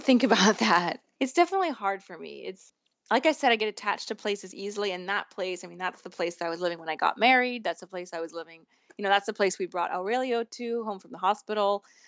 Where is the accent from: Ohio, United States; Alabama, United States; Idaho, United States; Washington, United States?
Washington, United States; Mercer Island; moved away as an adult; now in Rome, Italy; the only time I've spent in my hometown since then